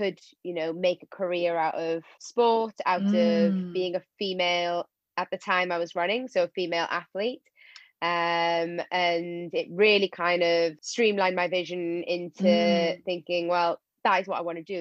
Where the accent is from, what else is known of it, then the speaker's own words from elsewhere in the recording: Wales, United Kingdom; I'm obviously Welsh